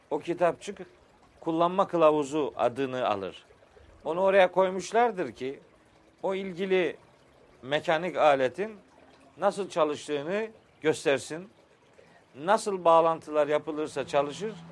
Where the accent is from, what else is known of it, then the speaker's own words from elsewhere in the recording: Trabzon, Turkey; Bizim oralarda Ahmet Bey biliyorsun ben Trabzonluyum. Bizim orada da fıkralaşmış bir şey anlatılır.